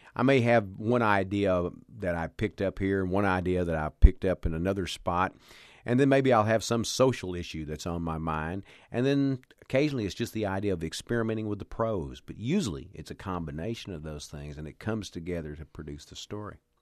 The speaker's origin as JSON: {"language": "English", "area": "the South", "region": "Texas", "country": "United States", "tie": "born or raised there", "said": "growing up in the South where you had, uh, Southern preachers"}